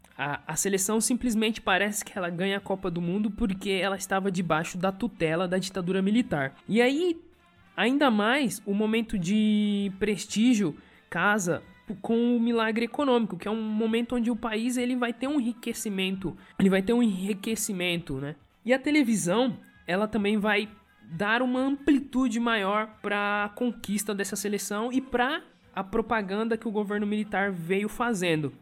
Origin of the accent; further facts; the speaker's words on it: Brazil; ele pertence à nossa cultura, né? enquanto brasileiros